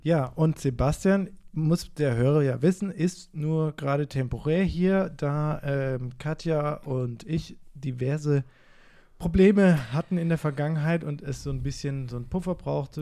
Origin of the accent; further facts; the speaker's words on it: Karlsruhe, Baden-Württemberg, Germany; ich komme aus Karlsruhe